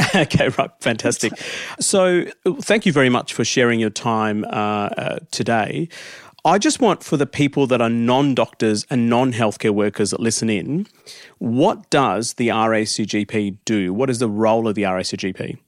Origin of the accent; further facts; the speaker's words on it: India; now in Australia; back in my home country, I was actually born in India